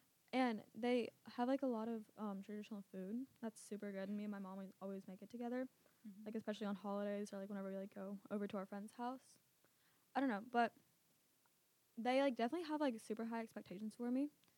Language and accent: English; Greensboro, North Carolina, United States; also born or lived in Canada; But then they moved to Canada and had me and my brother. We lived there for about 2 years. And then we moved to Greensboro, North Carolina, where we spent the rest of our lives growing up.